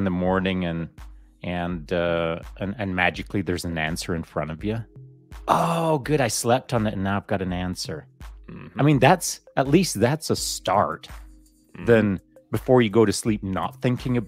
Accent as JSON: {"language": "English", "country": "Canada"}